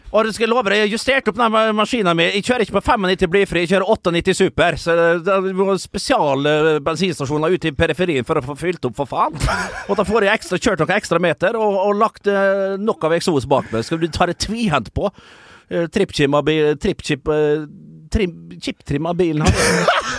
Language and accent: Norwegian; Vestnes, Møre og Romsdal, Norway; moved away; Jeg var hjemme på Vestnes